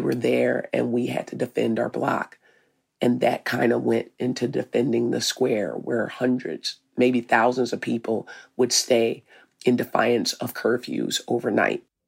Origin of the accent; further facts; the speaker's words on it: Arkansas, United States; now in Minneapolis, United States; I'm from Arkansas.